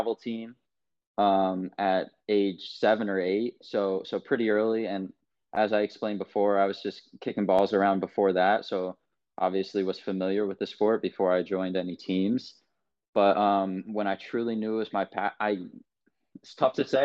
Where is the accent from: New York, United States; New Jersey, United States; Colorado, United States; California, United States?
New York, United States; New York City; moved away as an adult; I'm from New York City, from Manhattan, grew up on the Lower East Side of Manhattan, East Village.